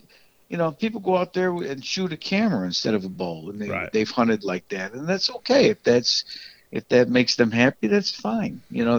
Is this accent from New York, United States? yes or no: yes; New York, United States; now in Texas, United States; up in my home state of New York